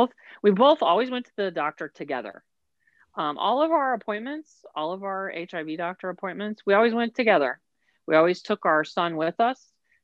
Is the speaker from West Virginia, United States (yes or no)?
yes; West Virginia, United States; I got that from my mother. It's a Southern thing. I'm from West Virginia. We're just friendly like that.